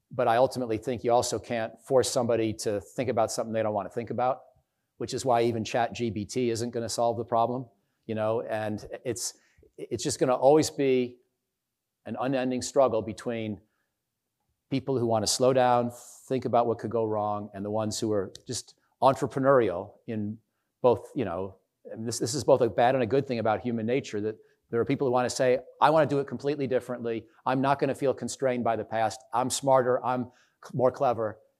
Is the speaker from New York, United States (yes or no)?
yes; Canandaigua, New York, United States; my hometown in, uh, Canandaigua, New York